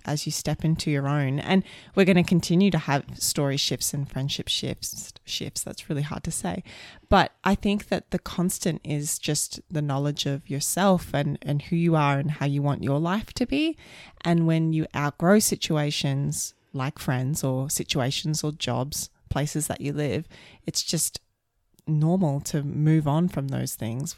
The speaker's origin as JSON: {"language": "English", "town": "Brisbane", "region": "Queensland", "country": "Australia", "tie": "born or raised there", "also_born_or_lived": "London / Sydney", "moved": "yes", "said": "we're from Queensland and Brisbane"}